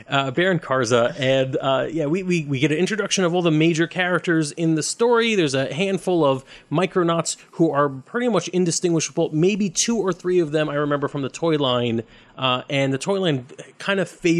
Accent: Brooklyn, New York, United States; I'm from Brooklyn.

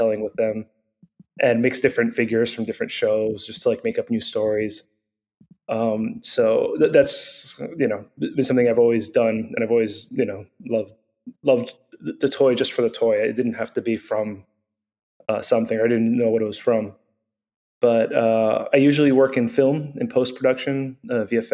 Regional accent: Venezuela; moved away; I grew up in Venezuela

